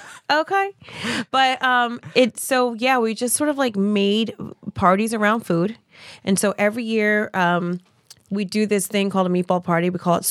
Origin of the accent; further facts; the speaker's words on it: New Jersey, United States; I'm from Jersey.